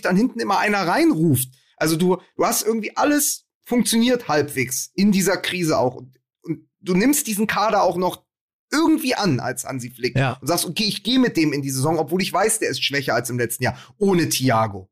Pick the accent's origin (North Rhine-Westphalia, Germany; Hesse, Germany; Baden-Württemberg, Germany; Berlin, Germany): Berlin, Germany; als Berliner